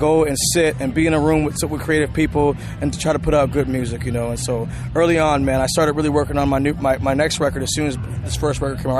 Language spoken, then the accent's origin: English; Seattle, Washington, United States; following the footsteps of one … who came from my hometown as well, in my home neighborhood.